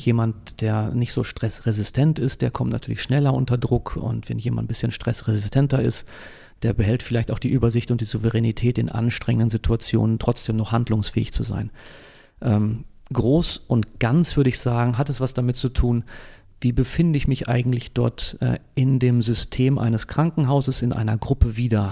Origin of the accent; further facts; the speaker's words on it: Dortmund, North Rhine-Westphalia, Germany; also born or lived in Munich / Ravensburg / Fuerteventura; now in Eckernförde, Germany; ich bin gebürtiger Dortmunder. Ja, das äh, ist bin im Ruhrgebiet aufgewachsen